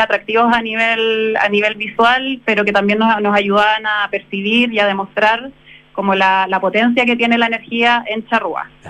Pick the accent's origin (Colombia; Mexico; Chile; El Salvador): Chile; Concepción, Biobío; yo soy de Concepción